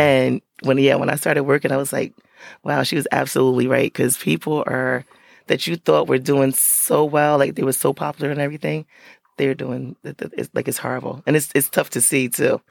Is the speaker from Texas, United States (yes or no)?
no; Paterson, New Jersey, United States; I'm from Patterson. So I grew up, that's where I still live